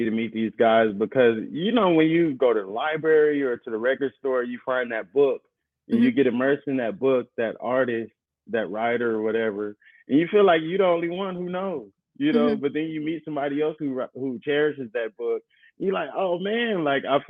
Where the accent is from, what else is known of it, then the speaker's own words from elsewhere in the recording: Inglewood, California, United States; I grew up in Inglewood